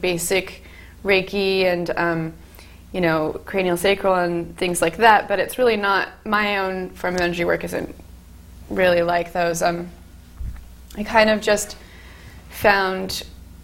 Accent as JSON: {"language": "English", "region": "California", "country": "United States", "tie": "born or raised there", "moved": "as an adult", "lives_now": "Fairfield, United States", "said": "I was born in California, and I came here 5 years ago for MUM"}